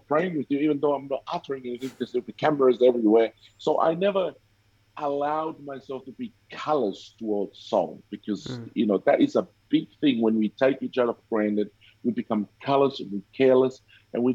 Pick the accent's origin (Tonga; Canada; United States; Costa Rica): Tonga; now in Cairns, Australia; I grew up in Tonga